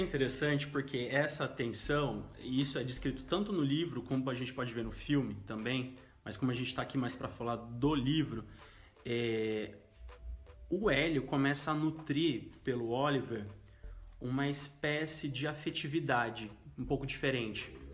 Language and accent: Portuguese; interior of São Paulo, Brazil; moved away as an adult; now in Londrina, Brazil; sou do interior de São Paulo, moro em Londrina já oito anos